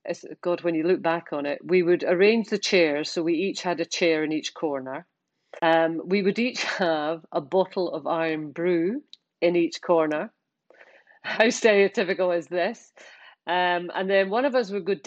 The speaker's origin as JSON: {"language": "English", "region": "Scotland", "country": "United Kingdom", "said": "we're Scottish."}